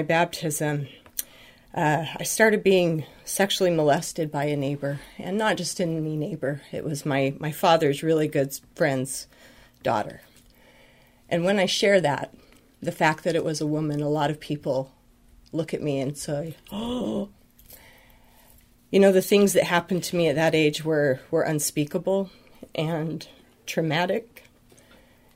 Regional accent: Utah, United States; I grew up in Utah

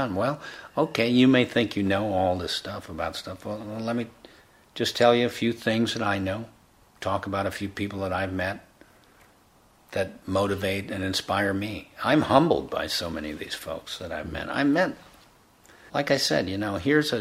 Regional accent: United States; I was born in the United States

